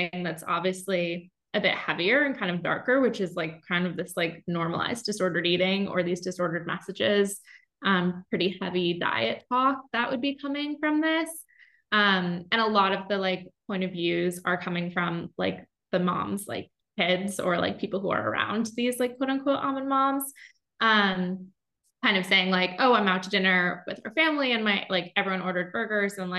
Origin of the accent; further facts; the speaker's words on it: upstate New York, United States; moved away as an adult; also born or lived in Boston / Bermuda; now in San Francisco, United States; I am from the East Coast originally. So I grew up in upstate New York